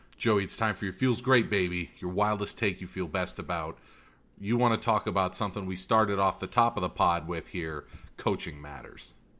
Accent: Northern California, United States; growing up in Northern California

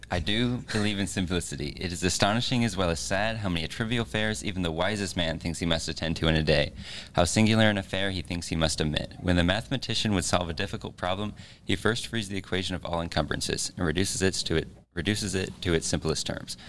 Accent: Kearney, Missouri, United States; Born and raised in Kearney, Missouri

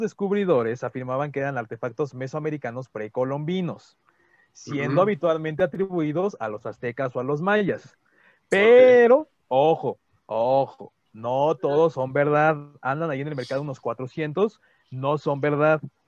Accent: Mexico; somos mexicanos

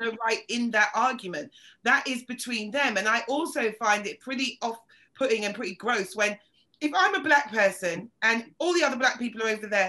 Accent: Yorkshire and the Humber, United Kingdom; Oh, well, I'm from Yorkshire, I got it.

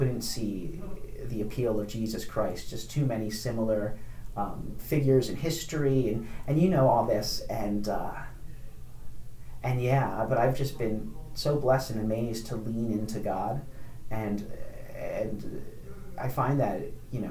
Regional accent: Upper Darby, Pennsylvania, United States; I grew up in Upper Darby, right outside of Philadelphia

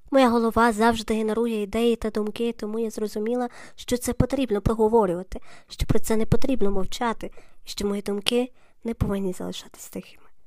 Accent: Lviv, Lviv Oblast, Ukraine; я львів'янка

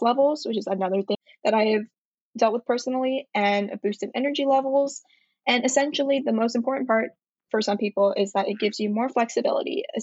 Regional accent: Atlanta, Georgia, United States; moved away as an adult; also born or lived in Shanghai, China / Manhattan, New York; now in New York, United States; I'm currently residing in the East Village in Manhattan, but I'm originally from Atlanta

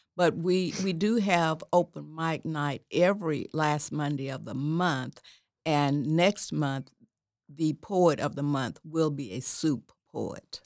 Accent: Atoka, Oklahoma, United States; I was born and raised in Atoka, Oklahoma

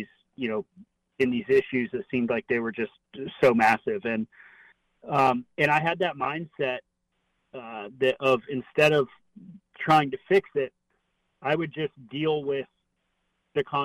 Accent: Sanibel, Florida, United States; I'm born and raised in Southwest Florida. Grew up on a little island called Sanibel off the coast of Fort Myers.

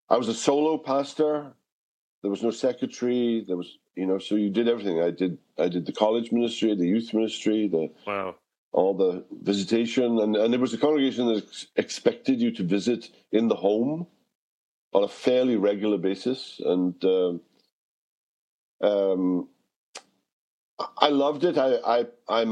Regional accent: Wales, United Kingdom; moved away; I haven't lived in Wales for 50 years, and I haven't spoken Welsh on a daily basis in 50 years.

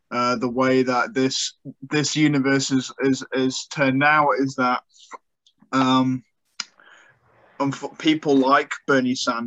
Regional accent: United Kingdom; moved away; my home country

